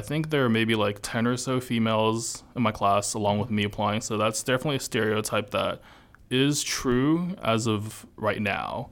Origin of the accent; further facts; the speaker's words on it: Los Angeles, California, United States; moved away as an adult; I'm from California, born and raised, and then I came here